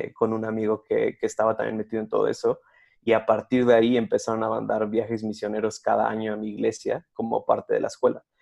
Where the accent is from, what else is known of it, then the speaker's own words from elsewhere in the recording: Cuautitlán Izcalli, State of Mexico, Mexico; mi, pueblo natal se llama Cuautitlán Izcalli que es una ciudad al norte de la Ciudad de México